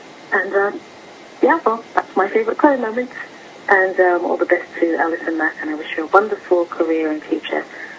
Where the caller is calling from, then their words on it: London, United Kingdom; I'm calling from London.